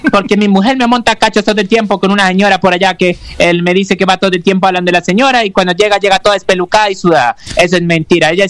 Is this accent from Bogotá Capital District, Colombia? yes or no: no; Pasto, Nariño, Colombia; yo soy de Pasto.